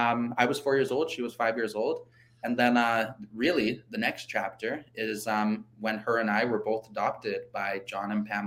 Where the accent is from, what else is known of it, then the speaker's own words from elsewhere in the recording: Regina, Saskatchewan, Canada; also born or lived in Carry the Kettle / Mexico; I was born in Regina in 1995, so I'm 27 years old.